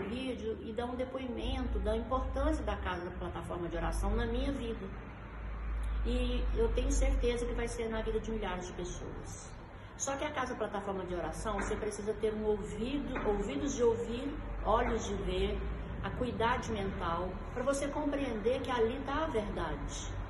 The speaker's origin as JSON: {"language": "Portuguese", "town": "Uberaba", "region": "Minas Gerais", "country": "Brazil", "tie": "born or raised there", "said": "sou de Uberaba, da terra do Chico Xavier, aqui no Triângulo Mineiro"}